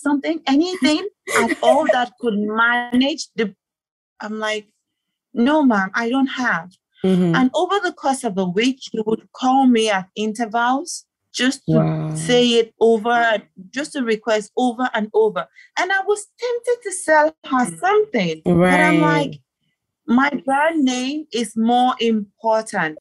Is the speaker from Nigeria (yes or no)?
yes; Nigeria; moved away as an adult; now in Gambia; I'm Nigerian and I'm in Gambia